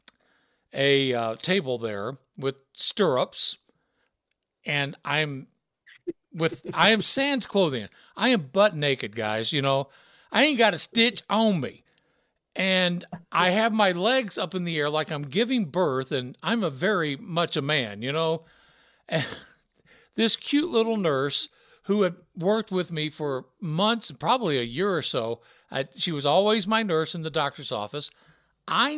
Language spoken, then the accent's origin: English; Memphis, Tennessee, United States; accent: Southern; moved away as an adult; also born or lived in Rexburg, Idaho; I grew up in Memphis, Tennessee